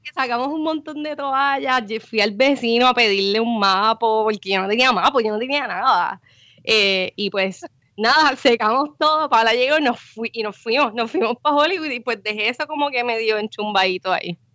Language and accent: Spanish; San Juan metropolitan area, Puerto Rico; moved away; also born or lived in Guaynabo / Cataño / Bayamón; yo soy del área metro